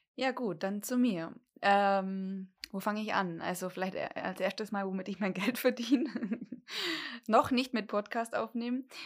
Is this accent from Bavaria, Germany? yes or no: yes; Dillingen an der Donau, Bavaria, Germany; ich komme hier ziemlich von der Pampa, äh, Dillingen-Donau. Da lebe ich eigentlich immer schon.